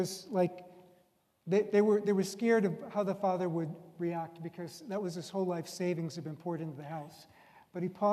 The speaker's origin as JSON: {"language": "English", "country": "United States", "said": "I'm an American"}